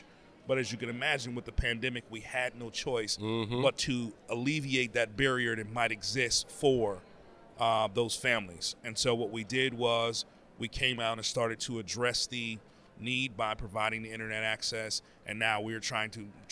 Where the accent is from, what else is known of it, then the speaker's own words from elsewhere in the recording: Pittsburgh, Pennsylvania, United States; moved away as an adult; now in Boston, United States; I'm originally from Pittsburgh.